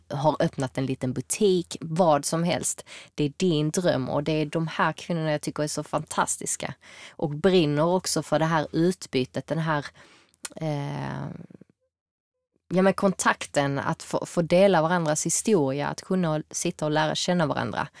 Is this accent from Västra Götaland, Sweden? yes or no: no; Malmö, Skåne, Sweden; also born or lived in New York; jag är född och uppväxt här i Malmö